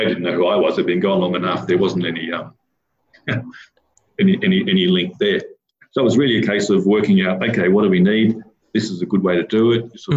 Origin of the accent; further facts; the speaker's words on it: Armidale, New South Wales, Australia; moved away; I grew up in Armidale, which had a university town, and everybody there seemed to go on sabbatical leave